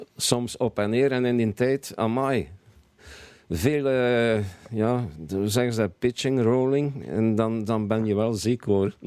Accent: Bruges, Flanders, Belgium; moved away as an adult; now in Belgian coast, Belgium; geboren en getogen in Brugge.

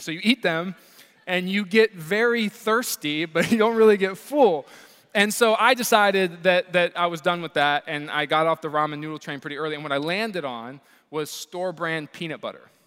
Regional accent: Columbus, Ohio, United States; I grew up here in Columbus, Ohio, and so I was born and raised here

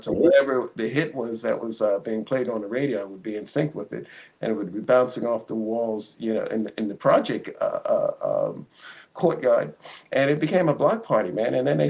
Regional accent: New York, United States; growing up in Harlem was just a magical experience.

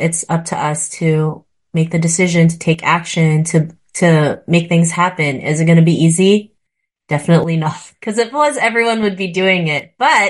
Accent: Philippines; moved away; Like we were born in the Philippines. My family and I came from the Philippines and, we had help.

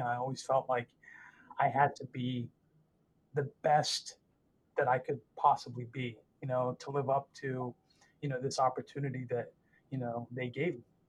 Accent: Northern Virginia, United States; I grew up in Northern Virginia, uh, just outside our nation's capital

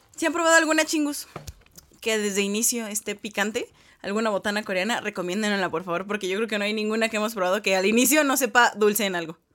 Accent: Mexico; uno como mexicano no está acostumbrado

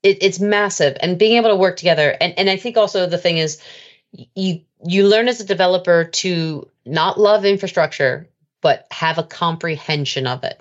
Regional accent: United States; now in United Kingdom; I'm an American by birth.

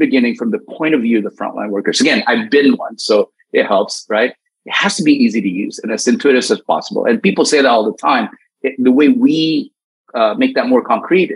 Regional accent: United States; as an American

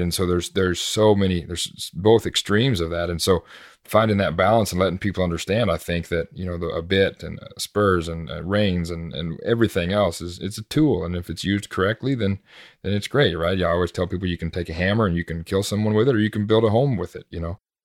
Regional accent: United States; growing up in America

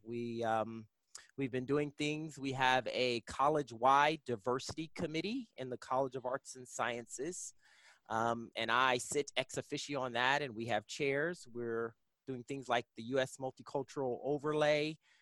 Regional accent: East Coast, United States; moved away as an adult; now in Kansas, United States; I'm originally from the East Coast

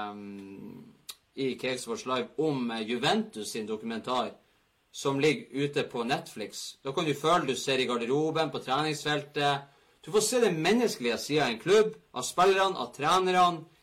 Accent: England, United Kingdom; Norwegian is a second language; Puff, jeg kommer fra England, da vet du hva.

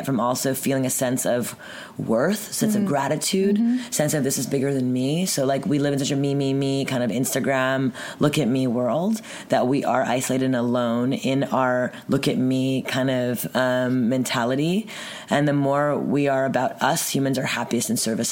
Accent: Montreal, Quebec, Canada; From Montreal, born and raised.

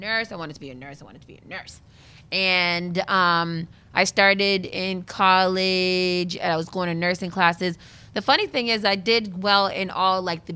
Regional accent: Boston, Massachusetts, United States; also born or lived in Berrien Springs, Michigan; Born and raised in Boston

